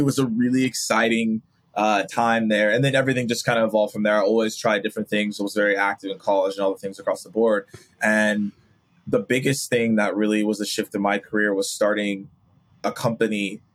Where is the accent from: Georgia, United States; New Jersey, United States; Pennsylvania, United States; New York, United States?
Georgia, United States; Atlanta; grew up, born and raised in Atlanta